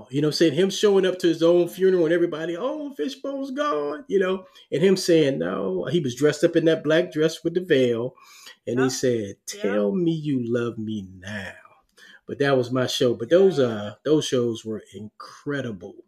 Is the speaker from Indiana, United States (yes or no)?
no; New York City, New York, United States; I was born in Harlem, New York. We lived on the 14th floor in the projects.